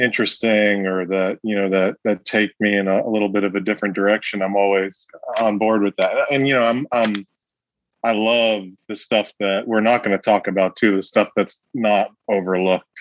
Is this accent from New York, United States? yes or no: yes; New York City, New York, United States; pretty much my whole experience growing up was in this kind of you know these these tight knit Italian American families in southern Brooklyn